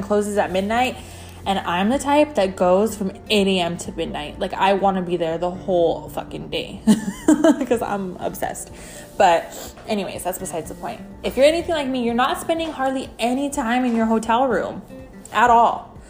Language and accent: English; New Mexico, United States; moved away; my hometown in New Mexico